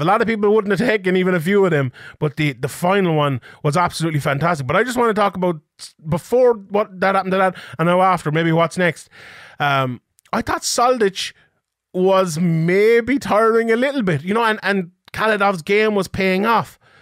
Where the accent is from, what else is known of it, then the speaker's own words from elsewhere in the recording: Ireland; as someone Irish